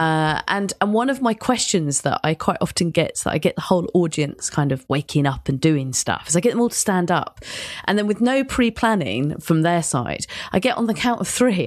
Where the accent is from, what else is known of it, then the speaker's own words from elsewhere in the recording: London, United Kingdom; my world of being a Londoner